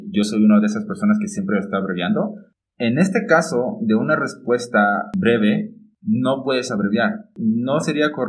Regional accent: Mexico City, Mexico; now in San Juan del Río, Mexico; ni ella ni yo vivimos en el lugar donde nacimos. De hecho, yo soy de la Ciudad de México, pero vivo en San Juan de Río Querétaro.

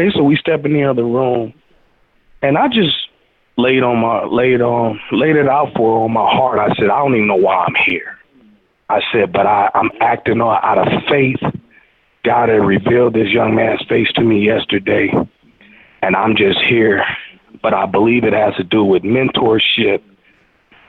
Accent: St. Louis, Missouri, United States; I'm from the Show Me State

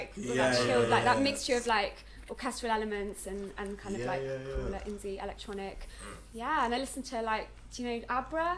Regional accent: Stroud, South West England, United Kingdom; I'm from near Bristol. I don't know if you know that. Yeah, I'm from Stroud

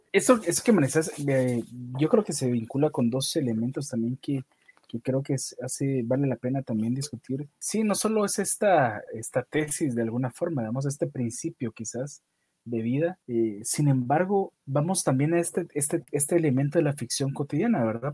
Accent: Guatemala; yo soy de, de Guatemala, una de las zonas rojas de Guatemala, en donde yo vivo

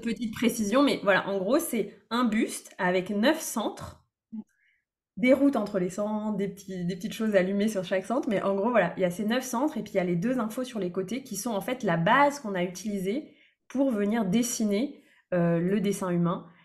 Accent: Brittany, France; moved away as an adult; also born or lived in Lyon region; Actuellement, je vis euh, en Bretagne, près de là où j'ai grandi, après avoir habité plusieurs années dans la région lyonnaise

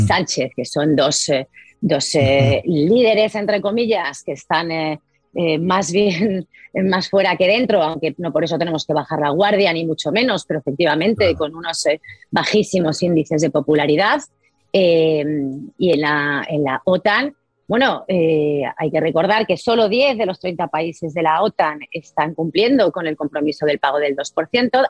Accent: Spain; Yo, yo como española

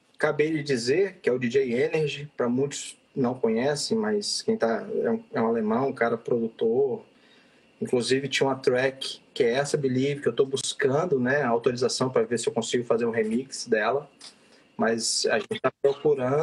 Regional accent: Vitória, Espírito Santo, Brazil; moved away; Eu sou de Vitória, Espírito Santo.

